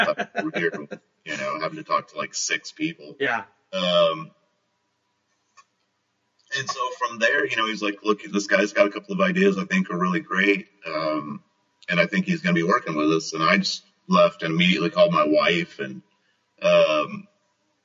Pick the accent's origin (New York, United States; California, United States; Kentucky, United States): Kentucky, United States; moved away as an adult; also born or lived in Upper Peninsula, Michigan / Okinawa, Japan; now in Portland, United States; I grew up in Kentucky, mostly.